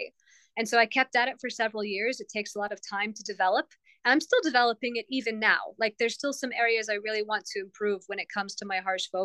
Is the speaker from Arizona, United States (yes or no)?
yes; Tucson, Arizona, United States; I'm this girl from Tucson, Arizona